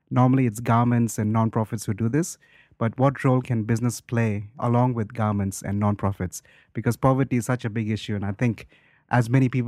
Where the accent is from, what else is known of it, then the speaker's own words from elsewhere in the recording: India; I'm from India